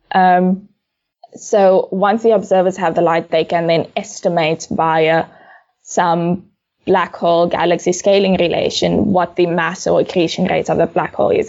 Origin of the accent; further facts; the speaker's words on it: Cape Town, Western Cape, South Africa; I'm originally from Cape Town. Uh, I grew up mostly in Bellville South